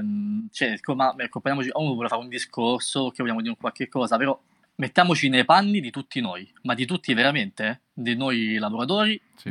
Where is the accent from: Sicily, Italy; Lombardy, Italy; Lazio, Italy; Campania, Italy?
Lazio, Italy; Rome; io vengo da Roma